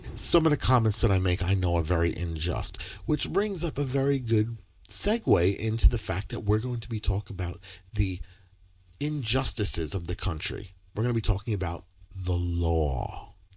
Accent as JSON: {"language": "English", "region": "Michigan", "country": "United States", "tie": "born or raised there", "said": "I was born in Michigan"}